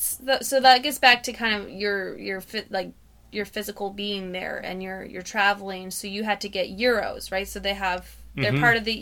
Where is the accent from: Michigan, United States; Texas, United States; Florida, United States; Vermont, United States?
Michigan, United States; it'd be the Michigan, yeah. United States, not yeah. I'm an American.